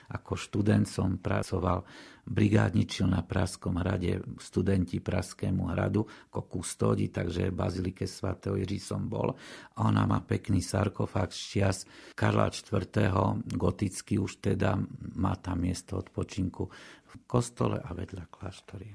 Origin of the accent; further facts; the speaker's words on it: Košice, Košice Region, Slovakia; som Košičan